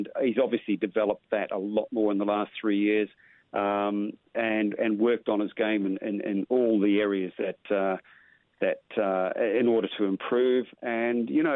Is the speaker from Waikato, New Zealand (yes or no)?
yes; Whitianga, Waikato, New Zealand; I learnt my squash where I was born in Whitianga. My dad owned squash courts, so all I did was live down the squash courts